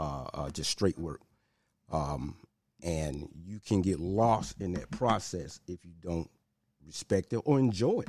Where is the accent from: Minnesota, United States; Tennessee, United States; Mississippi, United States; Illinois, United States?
Tennessee, United States; Memphis; Born and raised in Hollywood, North Memphis